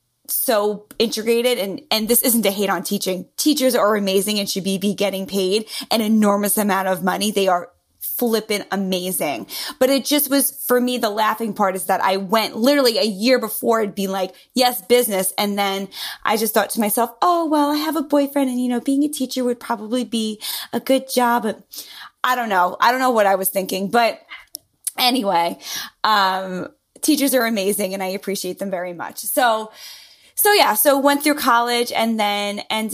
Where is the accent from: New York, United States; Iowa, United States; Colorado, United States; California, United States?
New York, United States; accent: New Yorker; New York, born and raised. As you can hear from my lovely accent, the New Yorker totally comes through very clearly.